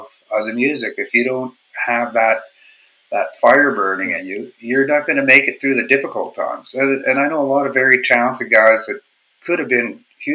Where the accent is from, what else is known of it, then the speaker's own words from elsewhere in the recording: Winnipeg, Manitoba, Canada; moved away as an adult; also born or lived in Vancouver; I'm originally from Winnipeg